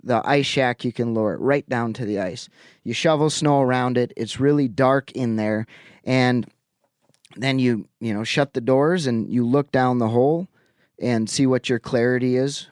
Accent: Lake Winnebago, Wisconsin, United States; moved away; Lake Winnebago. That's where I grew up in Wisconsin

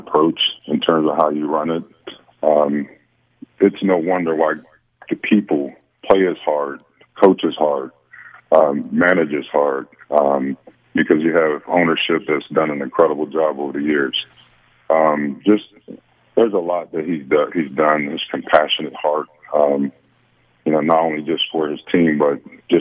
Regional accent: Chicago, Illinois, United States; moved away as an adult; when I was growing up in Chicago

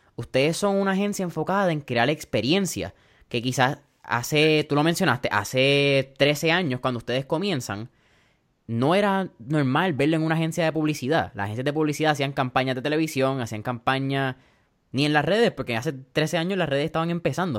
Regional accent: Puerto Rico

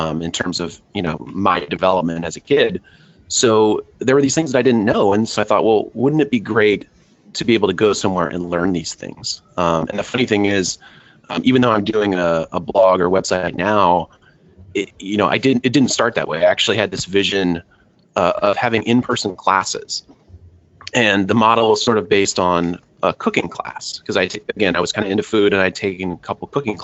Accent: California, United States; I'm from California. Lived in California all my life

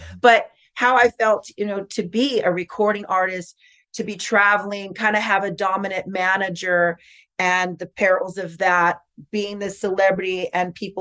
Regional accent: Norwalk, California, United States; I was born in Norwalk

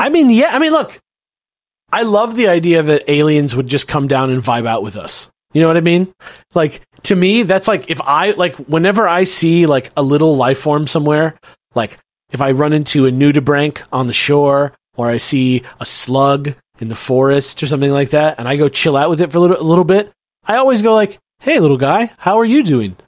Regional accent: United States; moved away; an American person abroad

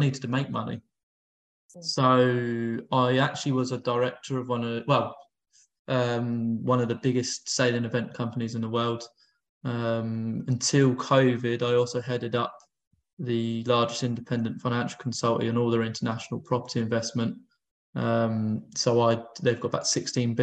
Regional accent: London, United Kingdom; I grew up in North London

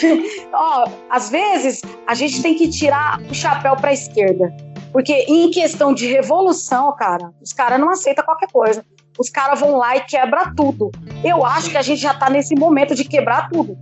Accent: São Paulo, Brazil; Eu sou de São Paulo, capital

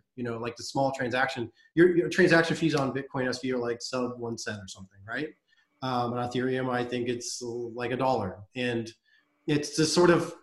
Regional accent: United States; also born or lived in Europe; I'm an American. It's where I grew up and I come from

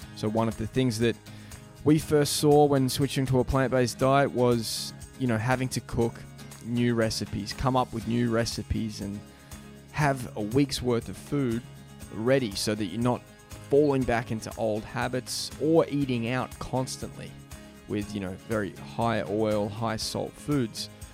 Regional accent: Melbourne, Victoria, Australia; now in Chelsea, Massachusetts, United States; my hometown of Melbourne, Australia

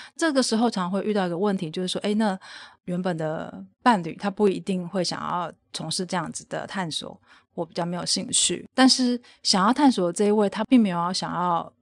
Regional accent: Taiwan; 我后来回台湾之后，就是我 开始接触了台湾的 B D S M 圈呢，那时候我就是进入了皮神娱乐帮的活动

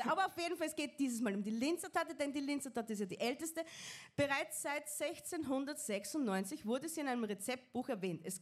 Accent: Austria; wir Österreicher eigentlich

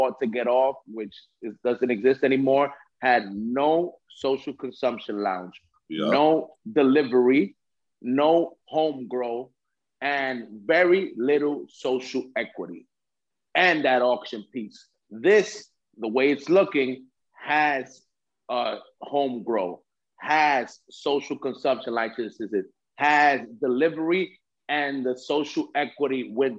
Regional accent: New York, United States; born and raised in New York, 22 years in legacy marketing

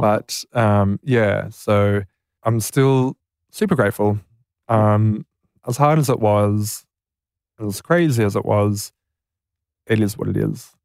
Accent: Deniliquin, New South Wales, Australia; I grew up in Deniliquin, very rural.

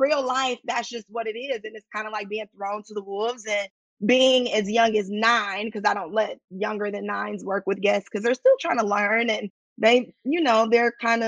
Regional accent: Detroit, Michigan, United States; I'm from Detroit, Michigan

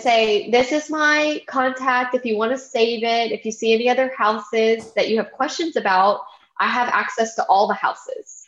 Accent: Baton Rouge, Louisiana, United States; now in Prairieville, United States; I grew up in Baton Rouge

